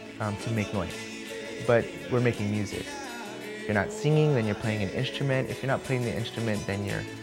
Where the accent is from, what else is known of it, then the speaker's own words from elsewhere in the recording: Hawaii, United States; I relate everything back to what I learned in growing up in Hawaii. Being here most of the time, I would say that I think about home all the time.